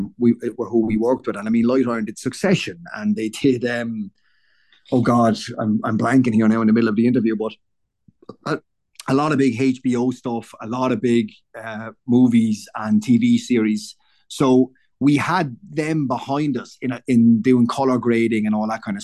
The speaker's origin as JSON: {"language": "English", "town": "Waterford", "region": "Munster", "country": "Ireland", "said": "I'm from Waterford very proudly"}